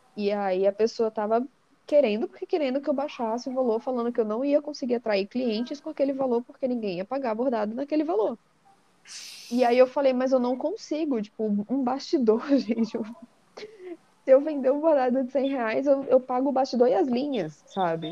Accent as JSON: {"language": "Portuguese", "town": "Natal", "region": "Rio Grande do Norte", "country": "Brazil", "moved": "as an adult", "lives_now": "São Paulo, Brazil", "said": "eu morava em Natal, com meus, meus pais, eu sou de Natal, e eu vim morar em São Paulo"}